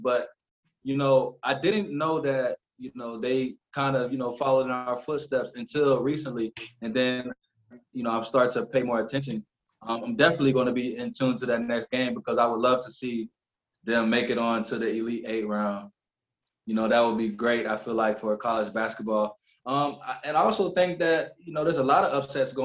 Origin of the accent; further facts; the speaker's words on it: United States; moved away as an adult; now in Romania; I'm like the only American on my team